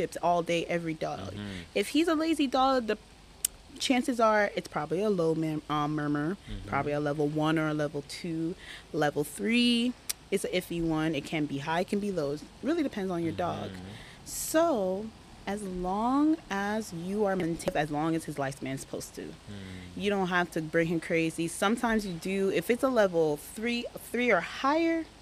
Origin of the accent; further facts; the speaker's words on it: Jamaica; moved away; I was born in Jamaica